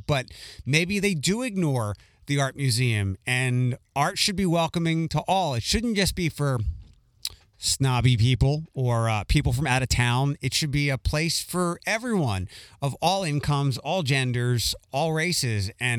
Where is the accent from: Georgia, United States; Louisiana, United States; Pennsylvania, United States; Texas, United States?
Pennsylvania, United States; Philadelphia; moved away; I'm originally from Philadelphia.